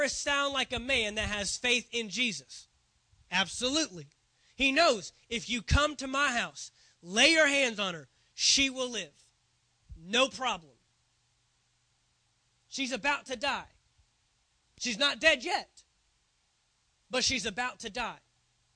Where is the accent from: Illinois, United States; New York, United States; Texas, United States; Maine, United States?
Texas, United States; Dallas; I grew up in the Dallas area